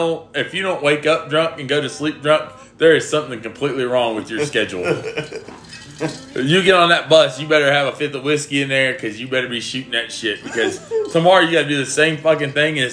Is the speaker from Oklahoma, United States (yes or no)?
yes; Macomb, Oklahoma, United States; also born or lived in Maud, Oklahoma / Tecumseh, Oklahoma; I was born and raised in Macomb, Oklahoma. I went to Maud, Oklahoma I went to Maud where my grandpa coached football for 26 years.